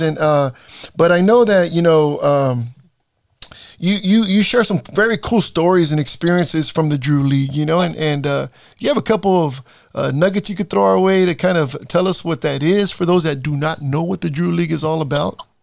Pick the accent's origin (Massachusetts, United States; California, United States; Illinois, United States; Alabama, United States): California, United States; Salinas; also born or lived in East Los Angeles, California; I was born in East LA, but I was raised here in East Salinas